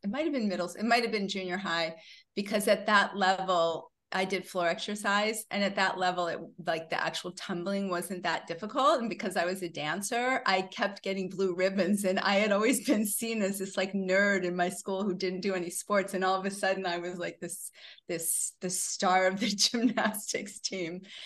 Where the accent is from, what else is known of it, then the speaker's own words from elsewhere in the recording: Syracuse, New York, United States; moved away as an adult; also born or lived in Boston / Los Angeles; I was actually born in Boston. I grew up in Syracuse